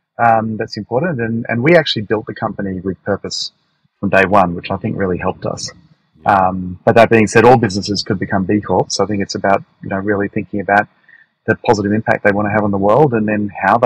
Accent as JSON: {"language": "English", "town": "Brisbane", "region": "Queensland", "country": "Australia", "tie": "born or raised there", "also_born_or_lived": "United Kingdom / Canberra", "moved": "as an adult", "said": "So I grew up in Brisbane."}